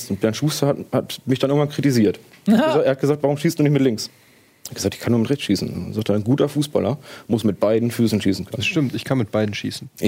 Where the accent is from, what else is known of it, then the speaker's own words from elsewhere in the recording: Bad Bevensen, Lower Saxony, Germany; Ich komme aus Bad Bevensen, ja, aber das ist schon hier um die Ecke.